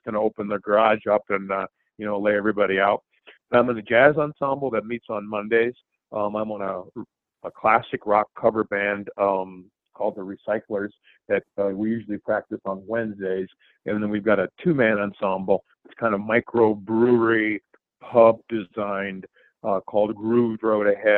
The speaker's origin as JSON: {"language": "English", "town": "La Crosse", "region": "Wisconsin", "country": "United States", "tie": "born or raised there", "said": "where I grew up was a very athletically oriented area named La Crosse"}